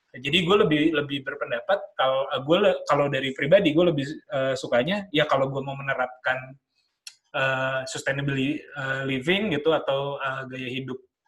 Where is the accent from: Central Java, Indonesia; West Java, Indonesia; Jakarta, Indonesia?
Jakarta, Indonesia; moved away as an adult; also born or lived in Bandung; gua besar di Jakarta